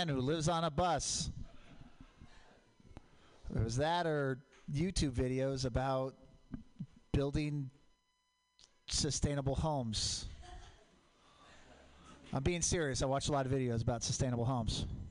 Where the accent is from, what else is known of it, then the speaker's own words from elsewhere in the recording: Portland, Oregon, United States; I grew up in Portland